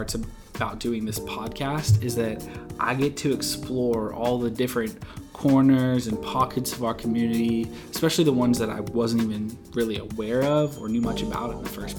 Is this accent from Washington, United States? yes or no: yes; Whatcom County, Washington, United States; growing up in Whatcom County